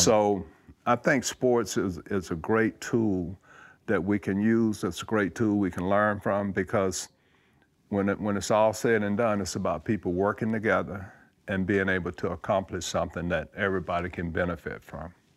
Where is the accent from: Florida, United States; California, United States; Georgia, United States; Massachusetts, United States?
Georgia, United States; moved away as an adult; growing up in Georgia